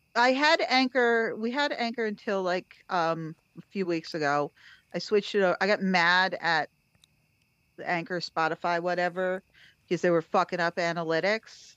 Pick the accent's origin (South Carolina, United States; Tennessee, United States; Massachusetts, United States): Massachusetts, United States; Cape Cod; now in Brooklyn, United States; I'm from Cape Cod originally. I live in Brooklyn now